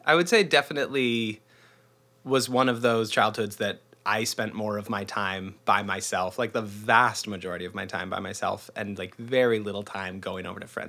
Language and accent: English; Arlington, Washington, United States; now in Seattle, United States; I'm a born, raised Northwesterner. I'm from Arlington, which is about an hour north of the city, north of Seattle. And lived here most of my life. Grew up real close.